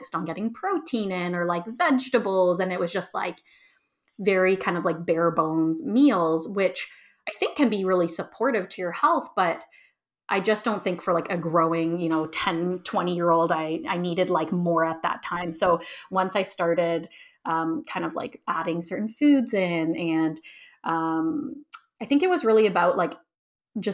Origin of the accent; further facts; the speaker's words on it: Toronto, Ontario, Canada; moved away as an adult; also born or lived in Edmonton, Alberta; move back to my hometown of Toronto